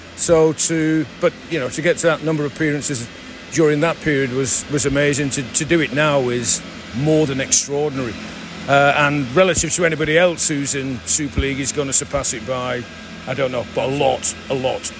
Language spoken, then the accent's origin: English; St Helens, North West England, United Kingdom; my hometown club